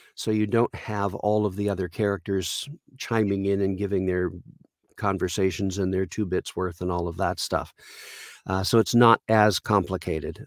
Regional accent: Caledonia, Ontario, Canada; I grew up in a very small town of about twelve hundred people called Caledonia, Ontario in Canada

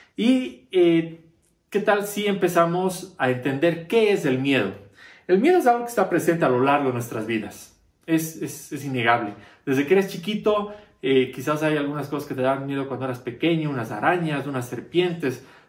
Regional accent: Bolivia; para nosotros somos bolivianos

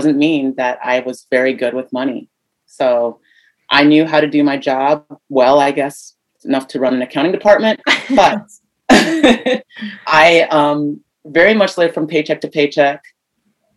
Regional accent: Ohio, United States; moved away as an adult; also born or lived in New York City; I'm a Midwest girl. I'm from Ohio.

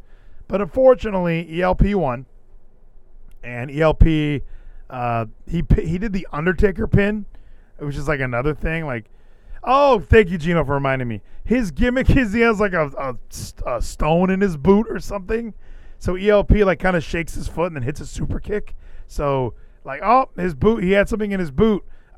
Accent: California, United States; I'm from California. I know where Long Beach is. I've never been to Long Island.

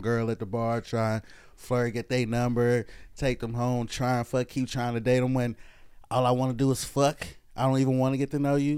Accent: the Carolinas, United States; also born or lived in Oakland, California; from the Carolinas, but I was born in Oakland

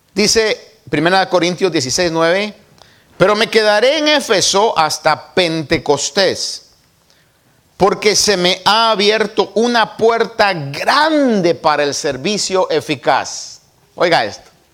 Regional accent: Guatemala; De donde yo nací, las buenas chapinas dirían, puchi cabra

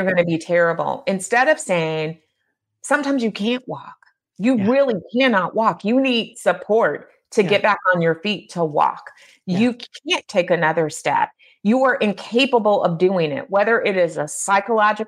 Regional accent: California, United States; now in Midwest, United States; growing up in California and moving to the Midwest, and even though my parents were Midwesterners

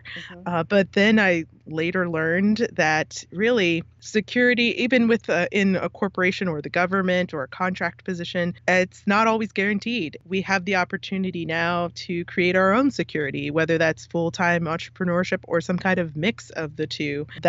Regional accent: California, United States; born there; also born or lived in DC metro area; But because of that, I did grow up in lots of different places. I was born in California and I've moved significantly since then. And then I spent a lot of time on the East Coast in the DC metro area.

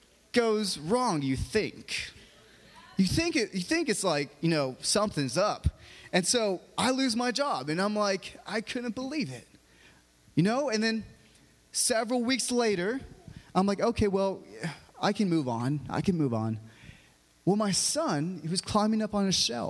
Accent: San Diego, California, United States; moved away as an adult; now in Asheville, United States; we're from San Diego, actually.

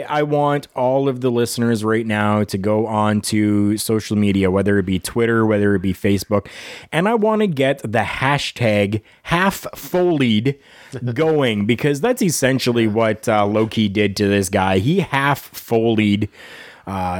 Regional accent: Canada

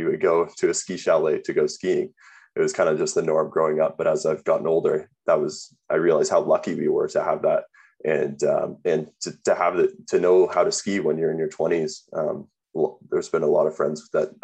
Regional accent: Burlington, Ontario, Canada; now in Calgary, Canada; I was born in Calgary, grew up in Burlington, moved to Burlington when I was about 3 years old

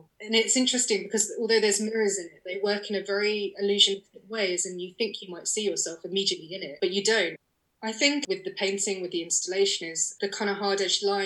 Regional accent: London, United Kingdom; I'm a Londoner

